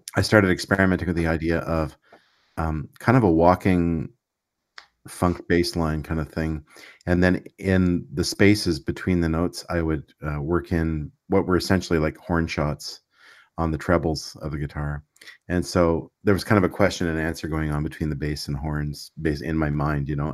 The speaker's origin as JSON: {"language": "English", "region": "Quebec", "country": "Canada", "tie": "born or raised there", "said": "I grew up in Quebec, so I speak French"}